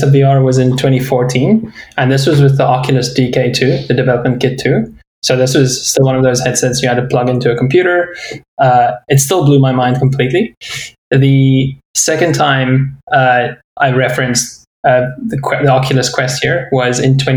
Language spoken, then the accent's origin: English; South Africa; my journey started in South Africa, where I grew up